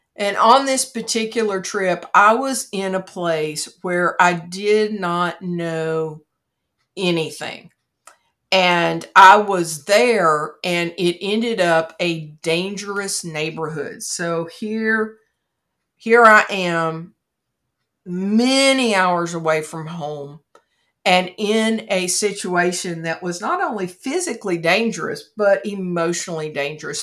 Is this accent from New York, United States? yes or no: no; Kentucky, United States; my home state of Kentucky